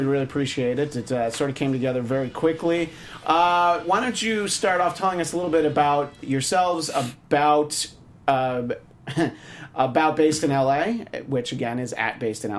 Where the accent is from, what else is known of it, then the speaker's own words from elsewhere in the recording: New York, United States; Yeah, no, I mean, I'm from New York originally